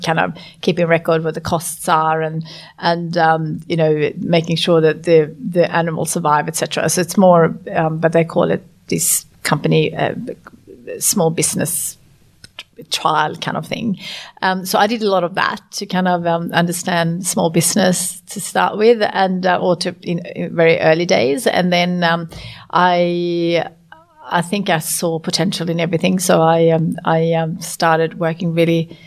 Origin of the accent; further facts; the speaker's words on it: Sweden; now in Australia; It was beautiful to grow up in Sweden. I grew up on a farm